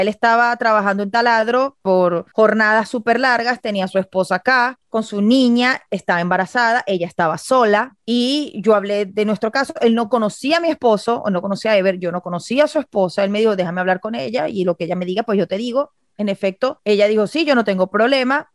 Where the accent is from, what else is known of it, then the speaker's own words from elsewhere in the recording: Venezuela; now in United States; uno como venezolano